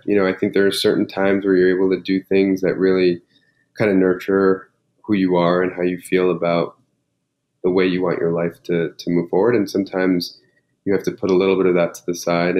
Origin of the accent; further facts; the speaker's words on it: New York, United States; I grew up here in New York.